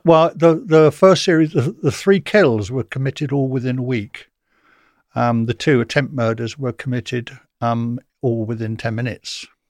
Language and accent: English; Portsmouth, South East England, United Kingdom; I come from Portsmouth